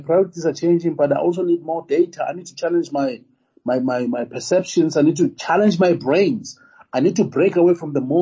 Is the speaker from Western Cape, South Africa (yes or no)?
no; Tembisa, Gauteng, South Africa; I was born in Tembisa